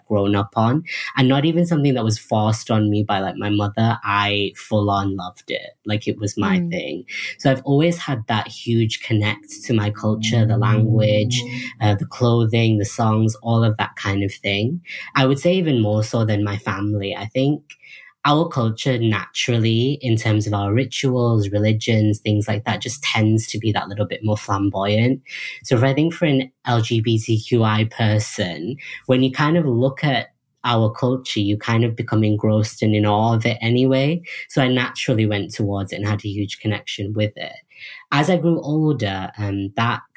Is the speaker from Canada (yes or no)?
no; United Kingdom; when I come back to the UK, I'm not really British, I'm Indian